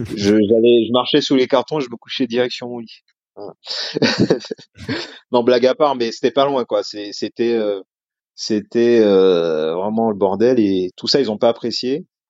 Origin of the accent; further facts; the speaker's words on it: Martinique; moved away as an adult; also born or lived in metropolitan France; now in France; je viens de Martinique, euh, donc j'avais une culture un petit peu différente quand je suis arrivé en France